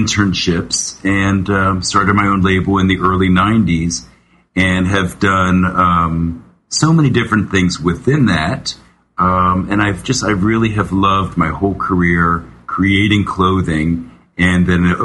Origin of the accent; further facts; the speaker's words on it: Cincinnati, Ohio, United States; moved away as an adult; also born or lived in Massachusetts; now in New York City, United States; I grew up in Cincinnati, Ohio, total like Brady Bunch suburbia